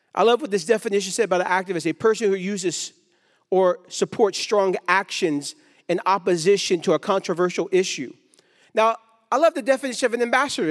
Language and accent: English; Stockton, California, United States; I grew up in Stockton, California.